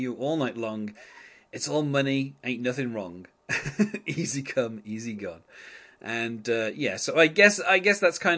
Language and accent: English; England, United Kingdom; I'm English